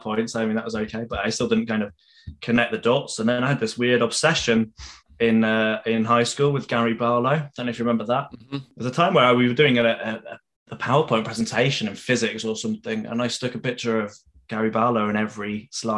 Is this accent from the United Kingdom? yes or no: yes; Leeds, Yorkshire and the Humber, United Kingdom; we're both from Leeds